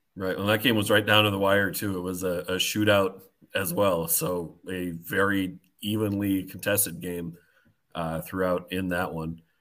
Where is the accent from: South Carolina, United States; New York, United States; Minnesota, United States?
Minnesota, United States; the Minnesota Wild, my hometown team